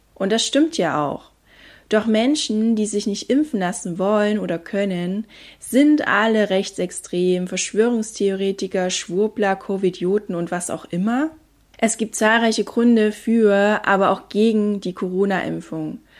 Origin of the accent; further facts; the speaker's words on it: Germany; bei uns in Deutschland